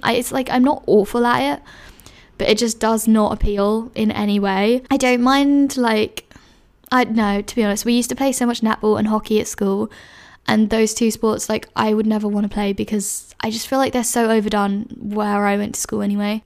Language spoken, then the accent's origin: English; London, United Kingdom; moved away as an adult; I loved growing up in London